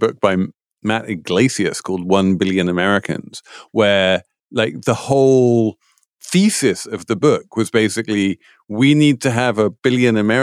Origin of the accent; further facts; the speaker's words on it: United Kingdom; moved away; as someone growing up in Britain